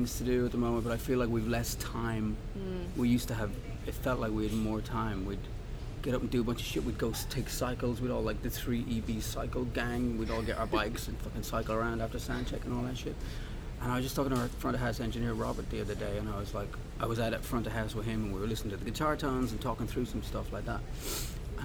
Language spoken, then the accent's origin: English; Dublin, Leinster, Ireland; moved away; also born or lived in Los Angeles; I grew up in Dublin